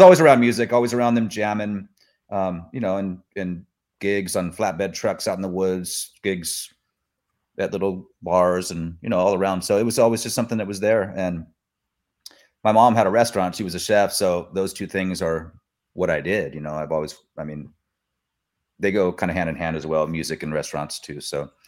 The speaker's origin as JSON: {"language": "English", "town": "Sacramento", "region": "California", "country": "United States", "tie": "born or raised there", "also_born_or_lived": "Mendocino", "lives_now": "Sacramento, United States", "said": "I'm from Sacramento originally, but I, um, I grew up there. And then I moved back here"}